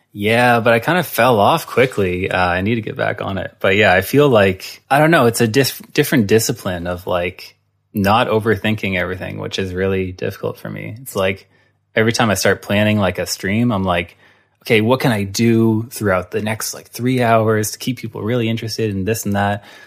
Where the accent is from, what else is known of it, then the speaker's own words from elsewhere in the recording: Halifax, Nova Scotia, Canada; moved away; also born or lived in Hamilton; growing up in Halifax